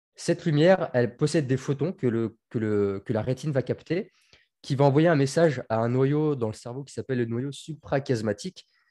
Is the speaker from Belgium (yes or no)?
no; Tours, Centre-Val de Loire, France; moved away as an adult; also born or lived in Marseille; je suis de Tours. J'habitais en Touraine, j'ai vécu toute mon adolescence là-bas.